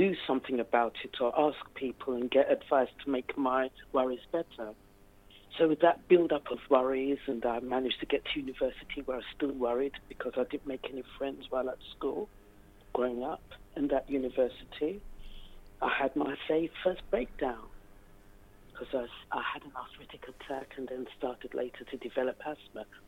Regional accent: London, United Kingdom; I grew up in London. My parents are from St. Lucia in the Caribbean, and I was brought up in the East End of London

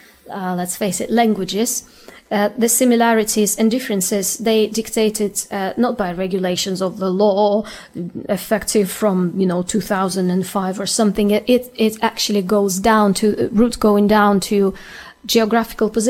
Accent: Ukraine; English is a second language; also born or lived in Russia; now in England, United Kingdom; I'm Ukrainian, but I was born in Russia

